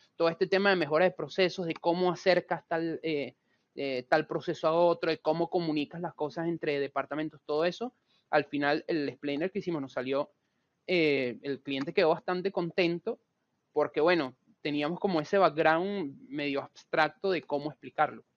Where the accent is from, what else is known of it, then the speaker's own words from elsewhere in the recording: Venezuela; moved away as an adult; now in Buenos Aires, Argentina; yo soy venezolano, sin embargo tengo cinco años viviendo acá en Argentina, en Buenos Aires vivo